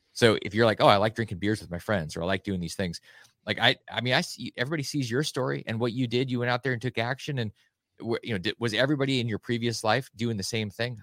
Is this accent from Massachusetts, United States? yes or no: no; Alaska, United States; I grew up in Alaska